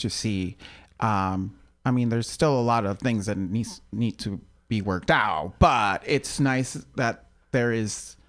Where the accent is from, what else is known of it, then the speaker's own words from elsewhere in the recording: Los Angeles, California, United States; Los Angeles, California.